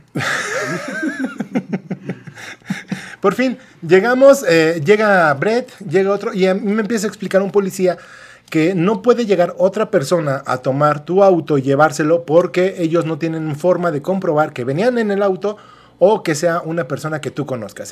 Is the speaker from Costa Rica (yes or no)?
no; Mexico; como buenos mexicanos